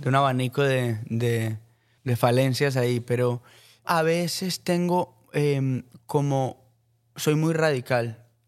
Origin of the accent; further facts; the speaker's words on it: Colombia; soy, soy colombiano